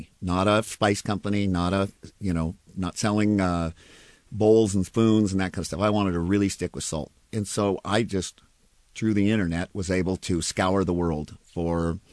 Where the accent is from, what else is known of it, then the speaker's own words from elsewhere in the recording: Spokane, Washington, United States; also born or lived in Seattle, Washington; I was born and raised in Washington, grew up in Spokane, left as quickly as I could, and came here